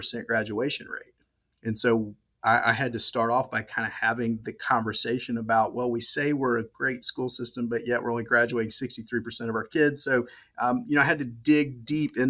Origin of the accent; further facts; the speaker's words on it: Georgia, United States; accent: Southern; I was born and raised here in Georgia